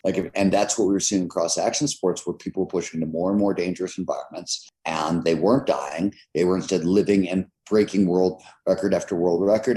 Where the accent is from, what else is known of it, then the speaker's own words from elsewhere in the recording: Cleveland, Ohio, United States; I grew up in Cleveland, Ohio in the 70s.